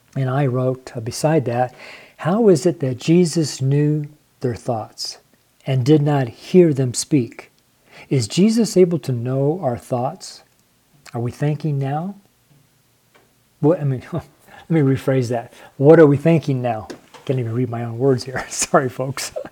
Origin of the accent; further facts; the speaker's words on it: Reno, Nevada, United States; I'm from Reno, Nevada